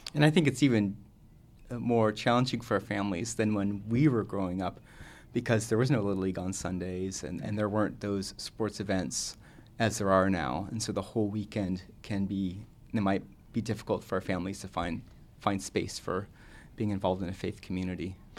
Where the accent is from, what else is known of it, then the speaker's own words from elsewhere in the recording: Southern California, United States; I grew up in Southern California.